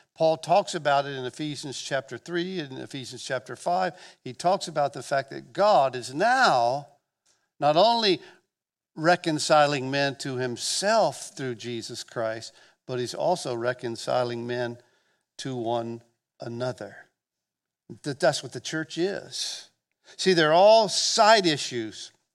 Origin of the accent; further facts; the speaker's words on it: Gulf Breeze, Florida, United States; I'm from Northwest Florida. I grew up here, the South